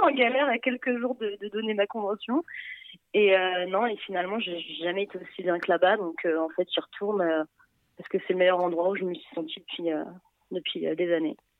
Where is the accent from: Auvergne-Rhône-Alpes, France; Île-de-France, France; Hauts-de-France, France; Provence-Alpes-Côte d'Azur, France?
Île-de-France, France; Paris; also born or lived in Montreal; en tant que parisienne